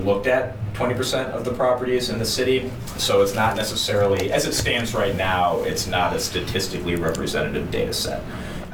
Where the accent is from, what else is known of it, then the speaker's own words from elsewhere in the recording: St. Louis Park, Minnesota, United States; I grew up in St. Louis Park and some of the western suburbs